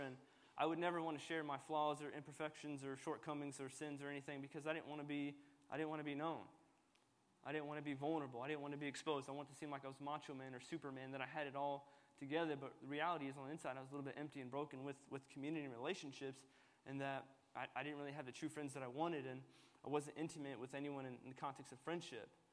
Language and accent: English; United States; i was born in America, so I'm Palestinian American